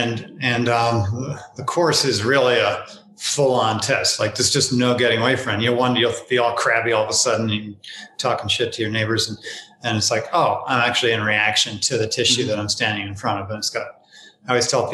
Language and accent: English; northern New Jersey, United States; I grew up on garbage trucks in northern New Jersey, so it's a little rough inside of this mouth